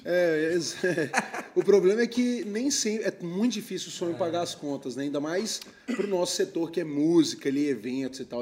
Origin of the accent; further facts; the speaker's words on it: Belo Horizonte, Minas Gerais, Brazil; Eu sou de Belo Horizonte